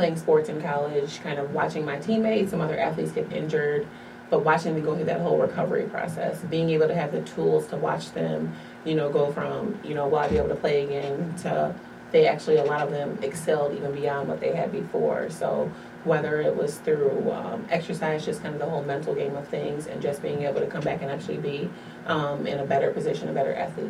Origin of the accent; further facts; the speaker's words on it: Bolingbrook, Illinois, United States; also born or lived in Carbondale, Illinois; I grew up here in the Chicagoland area. I grew up in Bolingbrook.